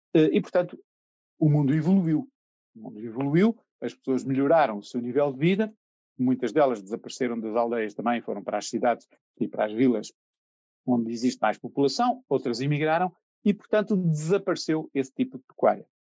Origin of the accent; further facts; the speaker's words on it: the North, Norte, Portugal; cresci aqui no Norte, e sim cresci aqui no Norte